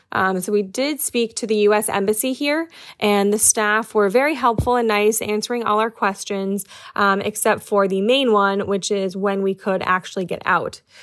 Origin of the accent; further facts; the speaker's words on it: New York City, New York, United States; I'm from New York City